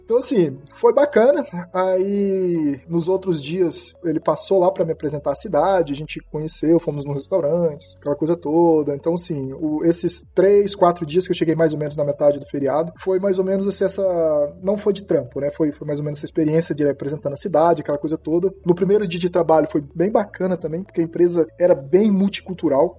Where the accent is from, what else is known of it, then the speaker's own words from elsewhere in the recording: Brasília, Federal District, Brazil; moved away as an adult; also born or lived in João Pessoa, Brazil; now in Shanghai, China; eu não nasci em Brasília, mas meus, pais mudaram para Brasília desde que, quando eu era bem novo, então assim, eu sou praticamente assim, originalmente de Brasília